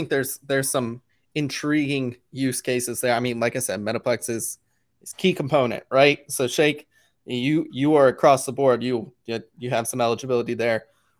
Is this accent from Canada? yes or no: yes; Canada; Did you get any, you know, we're all Canadian.